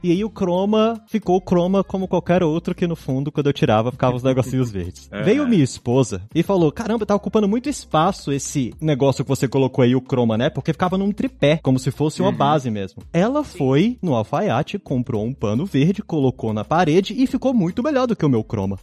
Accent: Brasília, Federal District, Brazil; Eu mesmo sou de Brasília

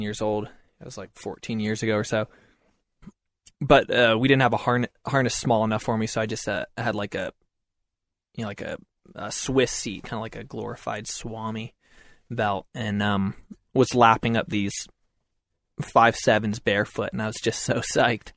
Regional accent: Concord, Massachusetts, United States; I grew up in Massachusetts

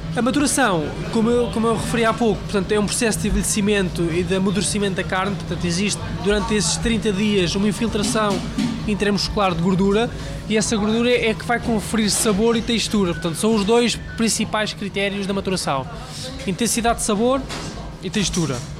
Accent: Leiria District, Portugal; moved away as an adult; also born or lived in Lisbon; Eu vinha de Leiria, de uma, uma aldeia pequenina, e vinha, vinha trabalhar para Lisboa

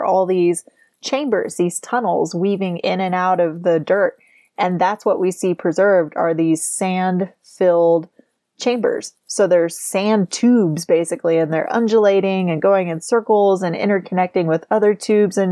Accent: United States; also born or lived in Oklahoma / Arkansas; now in Utah, United States; I grew up in Oklahoma and Arkansas

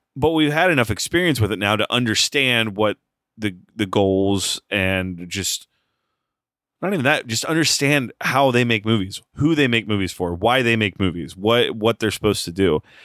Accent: United States; I'm an American

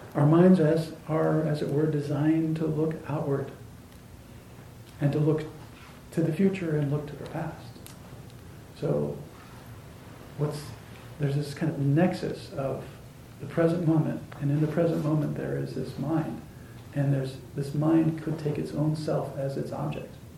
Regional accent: Arizona, United States; where I grew up in Arizona

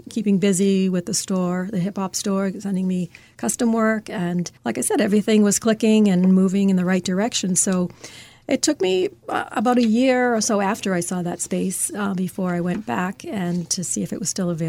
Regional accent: Lawrence, Massachusetts, United States; I did. And then going to school, uh, you know, for design, which was actually on Newbury Street, I'd always go into the little shops and see things

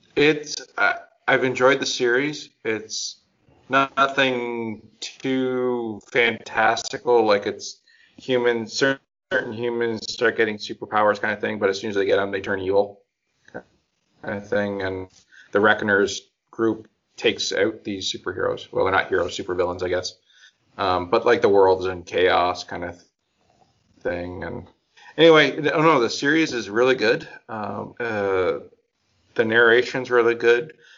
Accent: Canada; we're Canadian

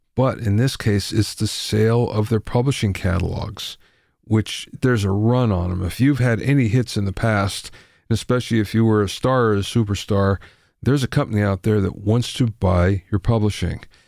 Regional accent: Pennsylvania, United States; Middle, middle of Pennsylvania, coal country.

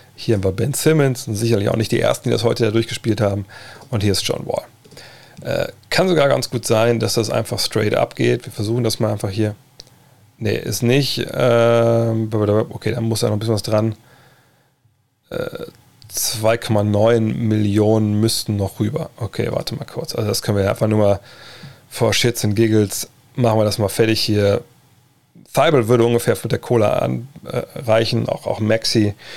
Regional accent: Wolfsburg, Lower Saxony, Germany; bei uns im, im, in Westhagen, im Problemstadtteil von Wolfsburg

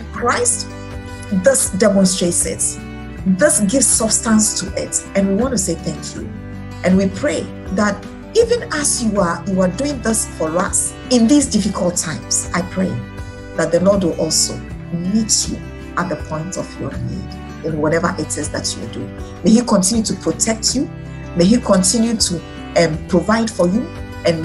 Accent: Ghana; I'm from Ghana

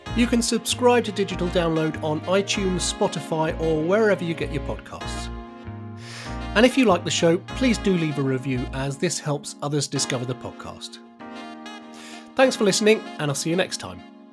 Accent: United Kingdom; I'm British

